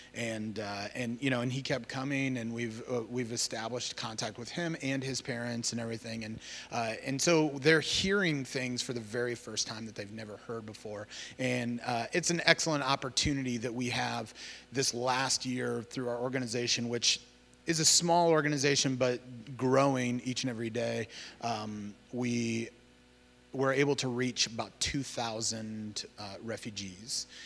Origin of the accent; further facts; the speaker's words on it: Cedar Rapids, Iowa, United States; moved away as an adult; I grew up in Cedar Rapids, Iowa, and, uh, that's where I'm from originally.